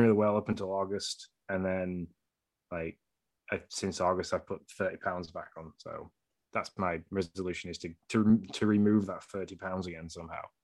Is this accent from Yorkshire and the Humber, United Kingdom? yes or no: yes; Yorkshire and the Humber, United Kingdom; I'm from Yorkshire